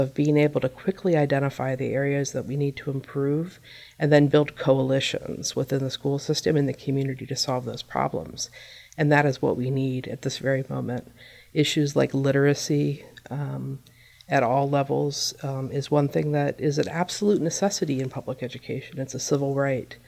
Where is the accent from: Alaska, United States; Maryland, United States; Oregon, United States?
Maryland, United States; Myersville; And I grew up in Myersville and moved away for a while